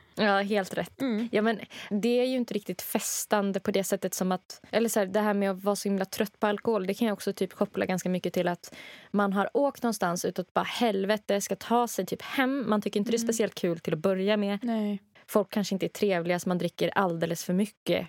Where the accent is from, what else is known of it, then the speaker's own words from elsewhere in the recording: Rättvik, Dalarna County, Sweden; moved away; i Rättvik där jag kommer ifrån